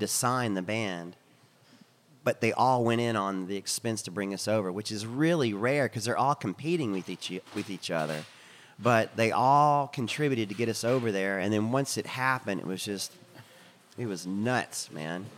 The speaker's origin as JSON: {"language": "English", "region": "Texas", "country": "United States", "accent": "Texan", "said": "we're from Texas"}